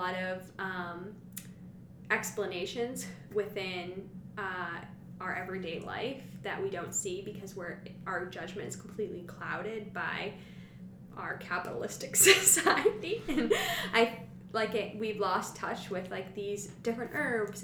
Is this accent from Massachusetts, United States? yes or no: yes; Salem, Massachusetts, United States; I grew up in Salem, Mass, and my mom is a witch